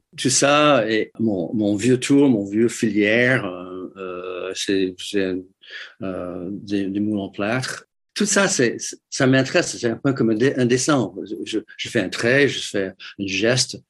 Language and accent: French; Detroit, Michigan, United States; French is a second language; moved away as an adult; also born or lived in New York; now in France; J'ai grandi à, à, à Détroit